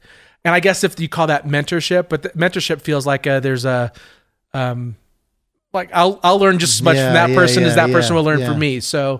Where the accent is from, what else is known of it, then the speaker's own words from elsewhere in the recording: California, United States; now in Colorado, United States; Colorado's home for me. I grew up in Southern California.